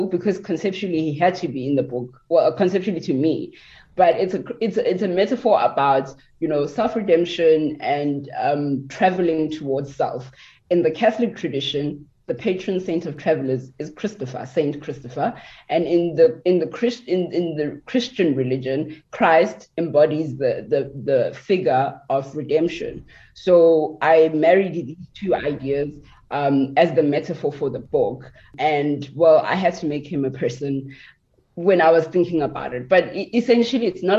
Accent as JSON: {"language": "English", "town": "Centurion", "region": "Gauteng", "country": "South Africa", "tie": "born or raised there", "also_born_or_lived": "Tembisa, South Africa", "moved": "as an adult", "lives_now": "Beijing, China", "said": "I am from Pretoria. I grew up for the first 10 years of my life in the East Rand in Johannesburg in Tembisa, and then we moved"}